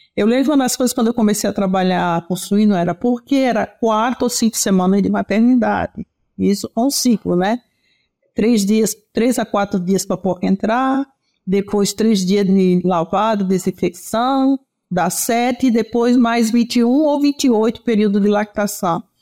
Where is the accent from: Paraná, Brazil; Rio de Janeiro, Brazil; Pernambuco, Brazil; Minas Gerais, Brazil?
Pernambuco, Brazil; moved away as an adult; now in São Paulo, Brazil; sou pernambucana, nordestina, oxente. Embora há 40 anos em São Paulo